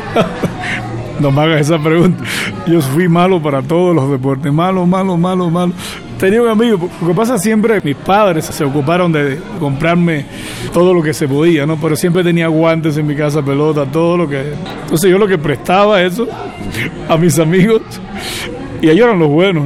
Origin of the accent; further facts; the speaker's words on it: Cuba; moved away; en Cuba me quedan mis padres